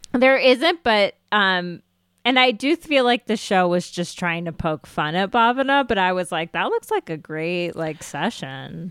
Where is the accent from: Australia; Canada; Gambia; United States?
United States; I am Indian American